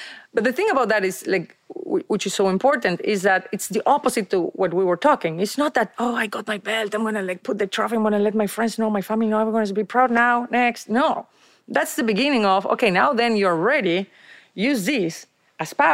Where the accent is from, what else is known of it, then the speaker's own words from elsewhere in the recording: Argentina; English is a second language; moved away as an adult; now in United States; I moved from Argentina to the States